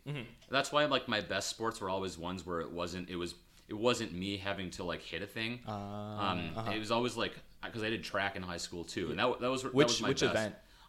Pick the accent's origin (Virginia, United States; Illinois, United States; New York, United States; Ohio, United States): Illinois, United States; Chicago; growing up in Chicago suburbs and nothing